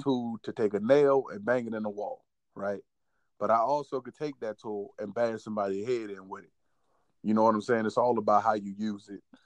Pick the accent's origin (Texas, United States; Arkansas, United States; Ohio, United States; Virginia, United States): Virginia, United States; I'm from Virginia